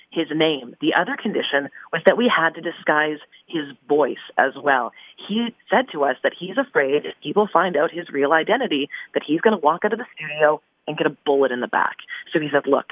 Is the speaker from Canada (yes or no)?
yes; Surrey, British Columbia, Canada; I grew up in British Columbia near Surrey